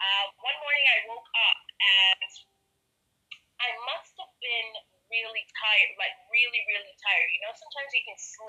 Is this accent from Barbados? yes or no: yes; Black Rock, Saint Michael, Barbados; I grew up in Black Rock, West Coast, all day, every day. So when I moved out of Black Rock, I think I moved to Bridgetons, like out Johns Plain side, and I'd have to drive back through Black Rock to get to town